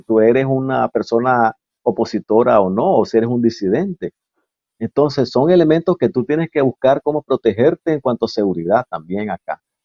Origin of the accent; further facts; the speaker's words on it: Nicaragua; bandera que nos diferencia como nicaragüense